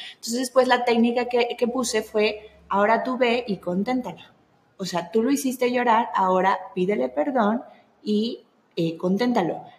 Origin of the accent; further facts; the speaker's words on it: Veracruz, Mexico; yo soy veracruzana, entonces yo traigo como la sangre así